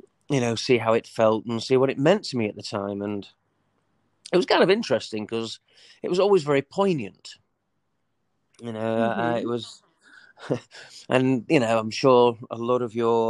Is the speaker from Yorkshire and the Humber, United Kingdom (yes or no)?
yes; Leeds, Yorkshire and the Humber, United Kingdom; I was born in the United Kingdom, in a place called Leeds. I grew up